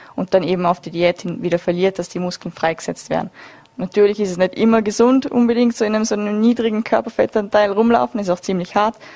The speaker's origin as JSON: {"language": "German", "country": "Austria", "said": "bei uns in Österreich"}